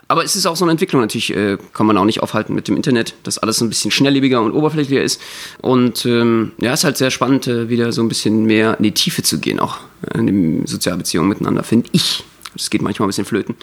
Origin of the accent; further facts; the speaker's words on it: Berlin, Germany; Als Berliner